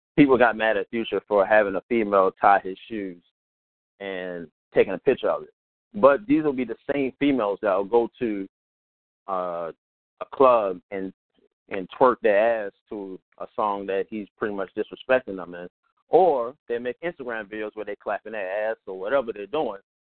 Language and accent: English; Baltimore, Maryland, United States; I'm from Baltimore, where you know you'll see a whole bunch of things if you just go downtown